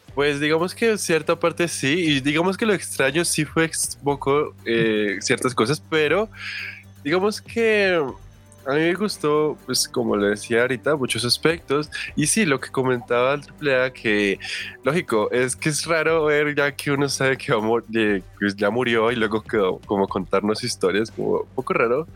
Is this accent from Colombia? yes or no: yes; Colombia; nosotros somos de Colombia